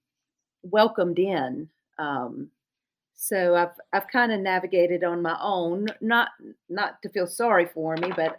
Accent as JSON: {"language": "English", "town": "Charlotte", "region": "North Carolina", "country": "United States", "tie": "born or raised there", "accent": "Lumbee dialect", "said": "my older sister and younger brother and I grew up in Charlotte"}